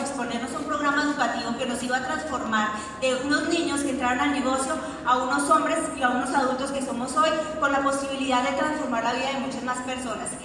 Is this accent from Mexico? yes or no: no; Colombia; nosotros pues nacimos en un pueblo, en Colombia